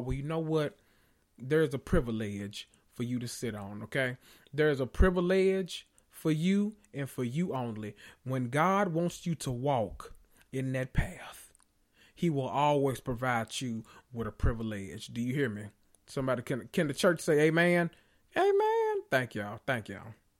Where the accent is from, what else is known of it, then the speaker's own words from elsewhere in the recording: the South, United States; I'm from the South